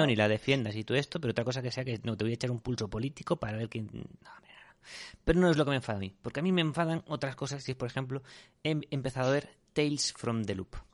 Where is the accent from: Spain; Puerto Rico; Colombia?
Spain; los españoles no queremos infringir la norma.